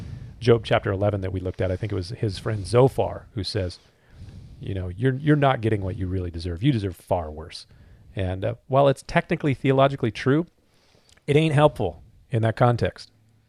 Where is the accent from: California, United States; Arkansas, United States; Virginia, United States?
California, United States; Southern; But we're not from the South. We're from Southern California.